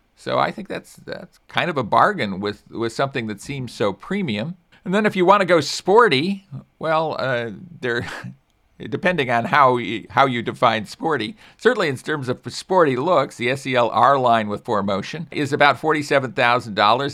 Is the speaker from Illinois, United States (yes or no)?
no; California, United States; as a Californian